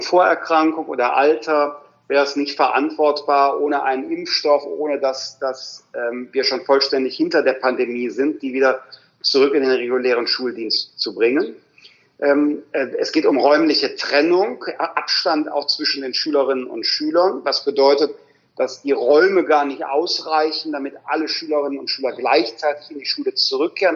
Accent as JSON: {"language": "German", "region": "Rhineland", "country": "Germany", "said": "ich bin ja Rheinländer"}